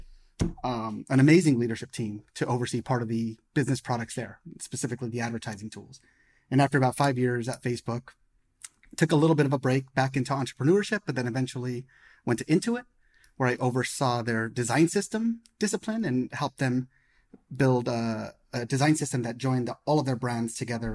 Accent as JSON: {"language": "English", "town": "Denver", "region": "Colorado", "country": "United States", "tie": "born or raised there", "moved": "yes", "lives_now": "Silicon Valley, United States", "said": "I'm an American born and raised in Denver, Colorado, but live in Silicon Valley"}